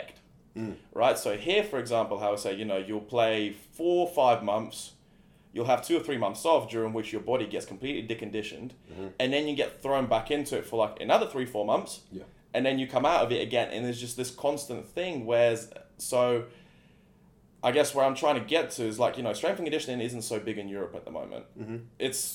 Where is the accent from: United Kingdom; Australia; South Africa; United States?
United Kingdom; England; moved away; growing up in England